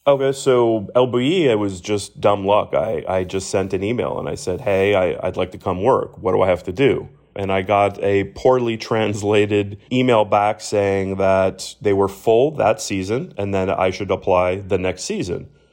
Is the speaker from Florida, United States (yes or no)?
yes; Miami, Florida, United States; watching Miami grow has been, you know, one of the, the proud sort of hometown feels for me